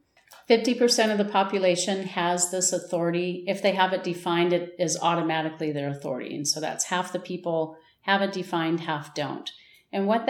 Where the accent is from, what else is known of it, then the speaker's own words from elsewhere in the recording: United States; also born or lived in New Mexico / Wisconsin / Texas / Irvine, California; now in Tucson, United States; I grew up in Wisconsin and Texas, and then moved to Southern California